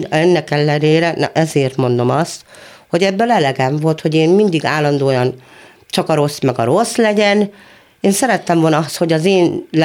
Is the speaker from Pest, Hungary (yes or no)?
yes; Monor, Pest, Hungary; Ott születtem, ott lakom, és remélem még lakni is fogok egy darabig.